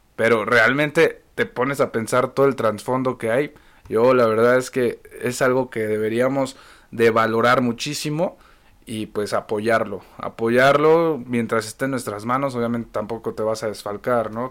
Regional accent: Mexico; siendo que somos mexicanos, el mismo país, vivimos las mismas crisis

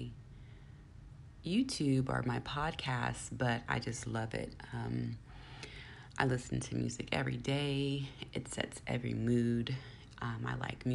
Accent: Bay Area, California, United States; I am from the Bay Area

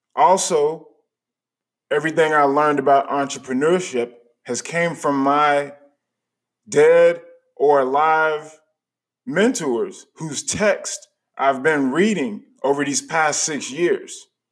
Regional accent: United States; also born or lived in Chicago, Illinois / Charlotte, North Carolina; the people that were around me when I was growing up in Chicago and in Charlotte

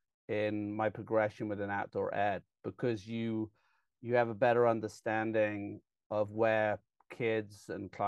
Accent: England, United Kingdom; moved away; I got really lucky growing up in England

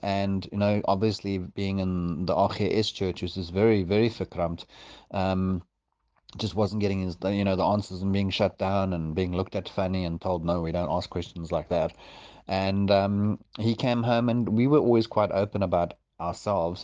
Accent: South Africa; also born or lived in Johannesburg; now in Port Elizabeth, South Africa; I grew up in Valcom and then moved up to Joburg and, um, and then, and then down here

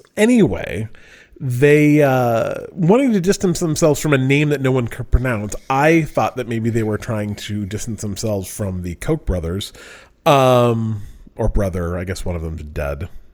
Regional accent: Utah, United States; moved away; I'm from Utah

